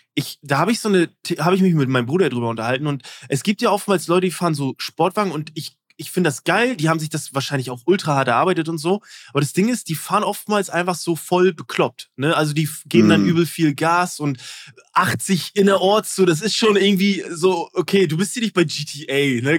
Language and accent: German; East Germany, Germany; ich bin Ossi